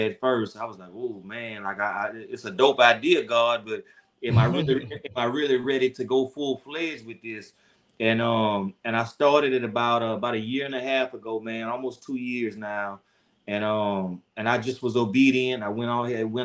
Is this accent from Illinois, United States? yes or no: no; Baton Rouge, Louisiana, United States; I'm from Baton Rouge, Louisiana